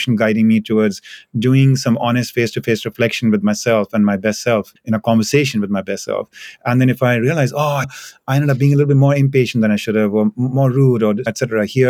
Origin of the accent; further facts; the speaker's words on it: India; moved away; I come from India